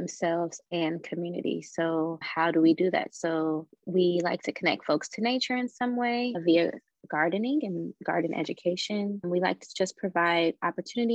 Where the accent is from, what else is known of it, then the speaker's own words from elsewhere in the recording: Chicago, Illinois, United States; moved away; also born or lived in Phoenix, Arizona; I grew up in Chicago, so I like to call it the concrete jungle.